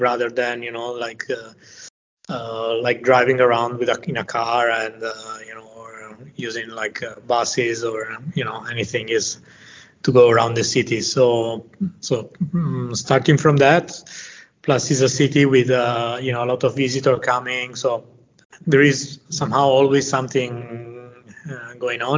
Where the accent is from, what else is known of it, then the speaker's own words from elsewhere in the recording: Venice, Veneto, Italy; I'm from Venice. I grew up here